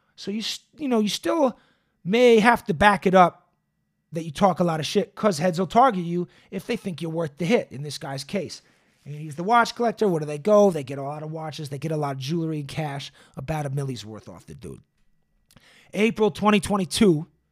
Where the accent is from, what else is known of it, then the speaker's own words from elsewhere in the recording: Boston, Massachusetts, United States; now in Los Angeles, United States; I come from Boston, which everyone says is a very segregated city